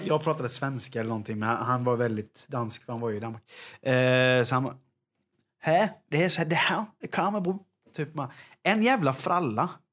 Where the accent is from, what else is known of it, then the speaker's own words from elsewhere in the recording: Jönköping, Jönköping County, Sweden; vi kommer från Jönköping